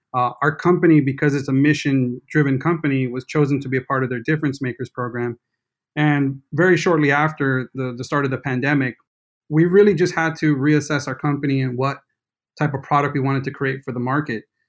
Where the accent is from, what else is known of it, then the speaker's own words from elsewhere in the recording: New York City, New York, United States; growing up in New York City